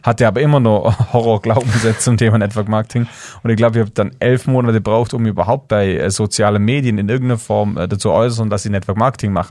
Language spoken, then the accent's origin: German; Swabian Jura, Baden-Württemberg, Germany; ich bin in einer kleinen Ortschaft aufgewachsen auf der Schwäbischen Alb, 1000 Leute